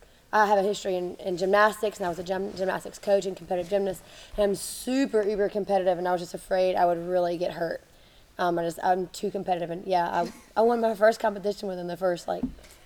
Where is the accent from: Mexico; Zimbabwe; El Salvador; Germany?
Germany; So I grew up in Germany. My parents were missionaries, so I moved there when I was 7.